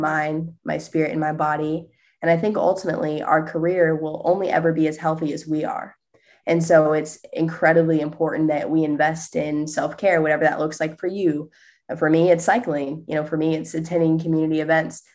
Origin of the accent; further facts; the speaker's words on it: Indiana, United States; moved away; I was born and raised in Indiana